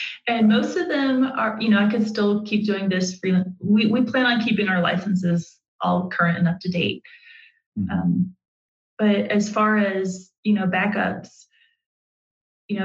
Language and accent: English; the South, United States; moved away as an adult; also born or lived in Carson City, Nevada; now in Laramie, United States; I'm from the South